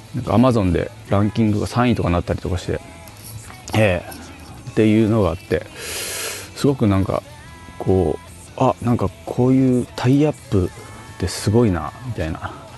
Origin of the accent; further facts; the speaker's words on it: Fukuoka, Japan; now in Tokyo, Japan; 僕福岡出身なんですけど東京に来てから